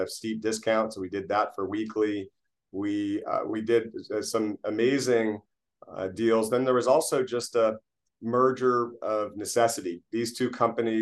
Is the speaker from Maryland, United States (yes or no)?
no; Fremont, California, United States; We grew up in Fremont, California